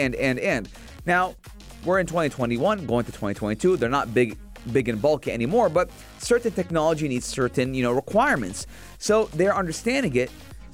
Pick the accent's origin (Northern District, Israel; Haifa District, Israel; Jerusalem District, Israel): Northern District, Israel; Acre; now in -; Because I am from Akka.